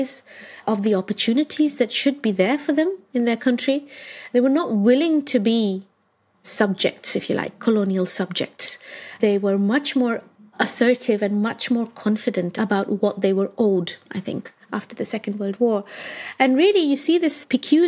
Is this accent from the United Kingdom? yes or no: no; India; moved away; I grew up in India. I studied, I did all my schooling there